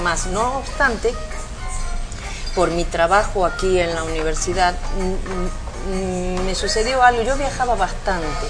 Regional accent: Tucumán, Argentina; moved away as an adult; also born or lived in Mexico; yo soy argentina. Yo nací en Argentina, en un sitio muy pequeñito al norte de, Argentina que se llama Tucumán

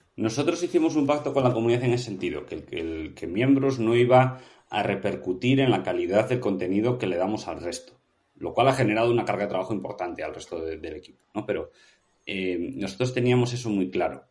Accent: Vigo, Galicia, Spain; yo soy de Vigo y me encanta el Celta

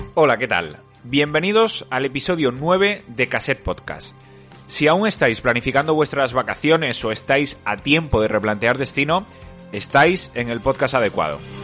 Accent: Extremadura, Spain; yo que soy de Extremadura

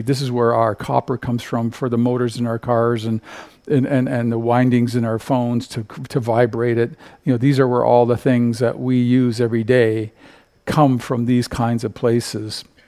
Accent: Canada; I come from Canada.

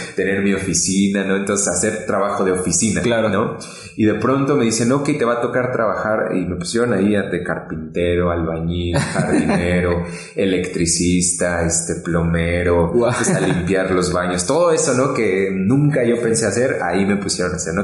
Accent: State of Mexico, Mexico; now in Puebla, Mexico; yo soy del Estado de México. Actualmente estamos en Puebla, ¿no? Pero eh, nací en el Estado de México

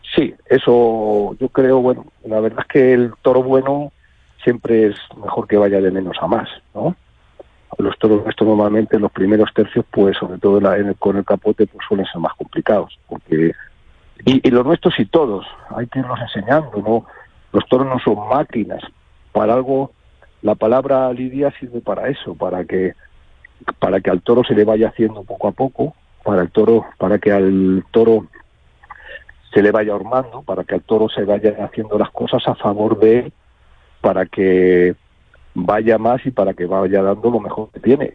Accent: Madrid, Community of Madrid, Spain; nosotros somos madrileños, yo me he hecho aficionado en Madrid, cuando era pequeño

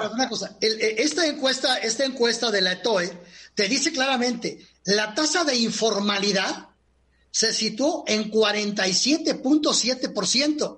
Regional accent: Mexico; somos los mexicanos de 15 años hasta 60

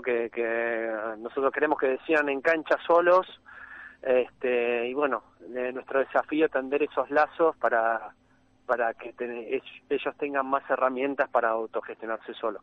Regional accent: Argentina; also born or lived in Buenos Aires; como argentinos

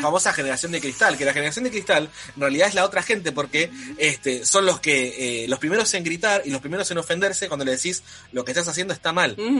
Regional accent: Argentina; nosotros somos de Argentina

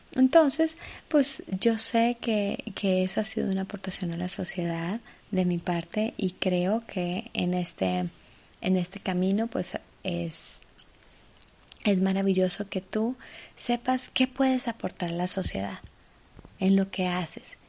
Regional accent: Ibagué, Tolima, Colombia; Yo nací en Ibagué. Ibagué es la ciudad musical de Colombia.

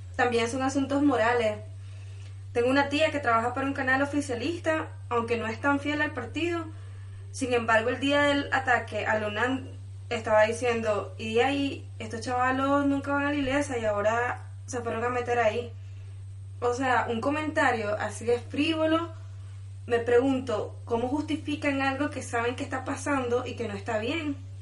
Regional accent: León, Nicaragua; yo soy de León

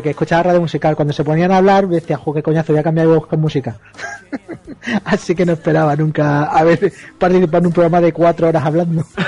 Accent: Andalusia, Spain; soy andaluz

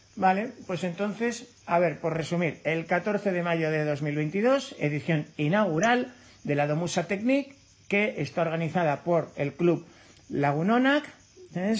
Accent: Navarre, Spain; yo, como navarro

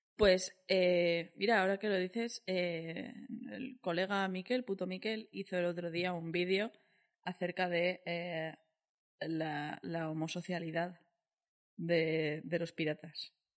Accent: Valencian Community, Spain; yo siendo valenciana

